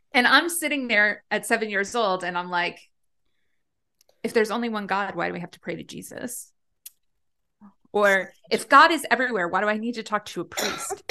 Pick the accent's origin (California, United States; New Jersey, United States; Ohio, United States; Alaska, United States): New Jersey, United States; Long Valley; I grew up in Long Valley, New Jersey, which is, um, like a very small town in Northwest Jersey